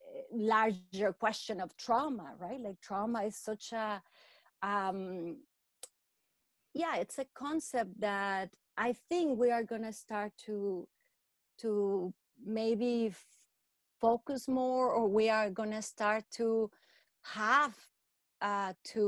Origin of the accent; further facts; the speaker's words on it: Mexico; moved away as an adult; now in Vancouver, Canada; I come from Mexico. I have been in Vancouver, Canada for about 20 years.